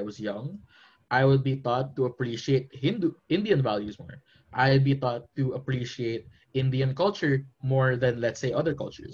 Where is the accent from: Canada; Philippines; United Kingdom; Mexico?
Philippines; I'm from the Philippines